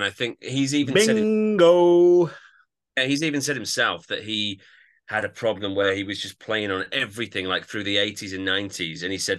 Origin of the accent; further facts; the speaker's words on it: Yorkshire and the Humber, United Kingdom; I'm from Yorkshire, but I don't particularly sound that Yorkshire.